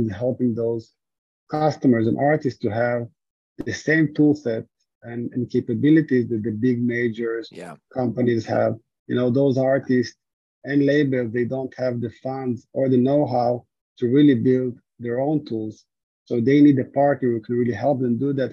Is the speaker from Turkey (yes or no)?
no; Israel; moved away; originally I'm from Israel.